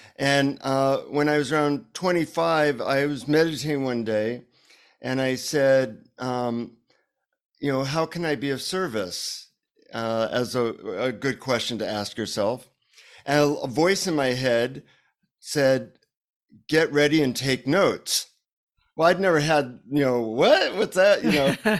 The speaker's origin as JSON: {"language": "English", "country": "United States", "said": "from the United States"}